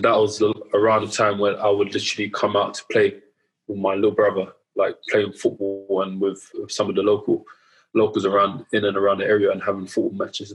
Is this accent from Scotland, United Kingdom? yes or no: no; London, United Kingdom; grew up in Southeast London, around the Woolworth, Elephant and Castle area.